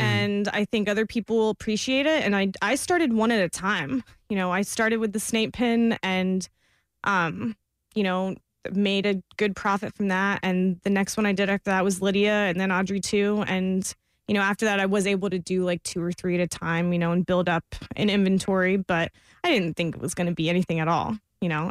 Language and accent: English; Florida, United States; I am from Florida